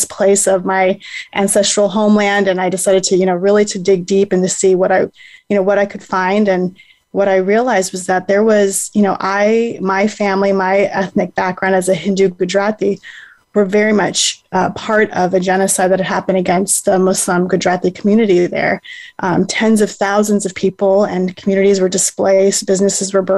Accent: United States; I had been born and raised in the United States.

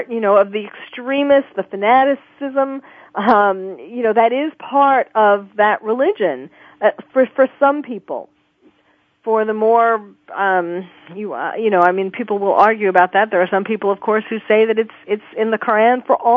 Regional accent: New York, United States; born or raised there; moved away as an adult; now in California, United States

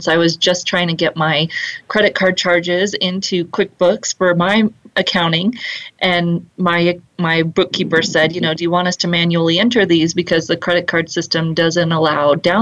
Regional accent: Fort Collins, Colorado, United States; here in my hometown of Fort Collins, Colorado, where I'm coming to you from

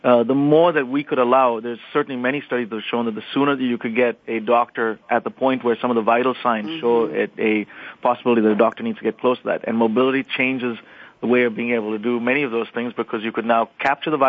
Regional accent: India; moved away as an adult; now in United States; I grew up in India. I spent 18 years there. I now live in the U.S.

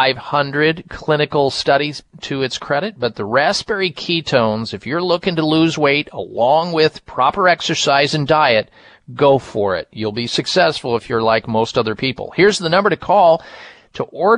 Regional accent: Midwest, United States; I grew up in the Midwest

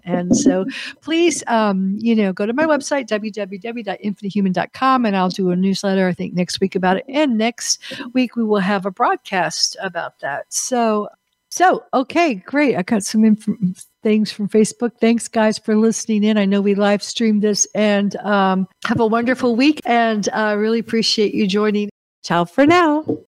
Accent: United States; as an American

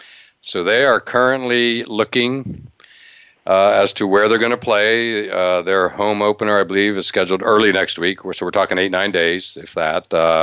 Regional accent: Altoona, Pennsylvania, United States; I grew up in Altoona, Pennsylvania

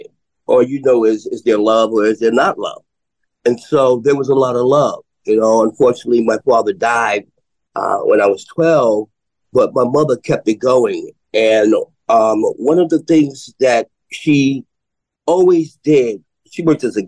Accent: New York City, New York, United States; I was born and raised in Harlem, Harlem Hospital baby.

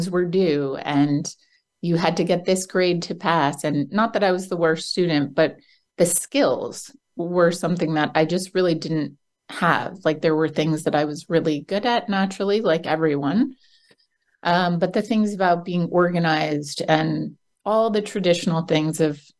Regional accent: New Jersey, United States; also born or lived in London; I'm from New Jersey in the United States, and my whole life I wanted to leave New Jersey

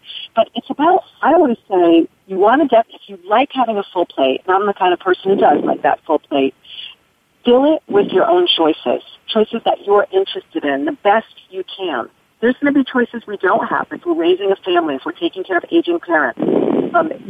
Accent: near Hartford, Connecticut, United States; I grew up in Connecticut, right near Hartford

